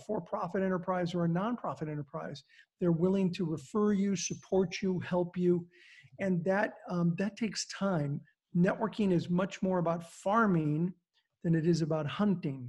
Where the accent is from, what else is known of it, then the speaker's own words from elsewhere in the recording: California, United States; I grew up in California.